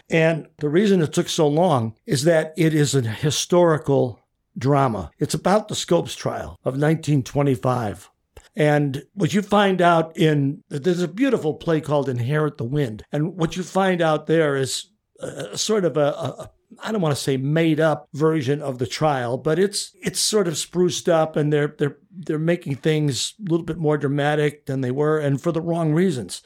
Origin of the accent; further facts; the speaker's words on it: Chicago, Illinois, United States; moved away as an adult; now in The Villages, United States; I grew up in Chicago, sort of in the shadow of Wrigley Field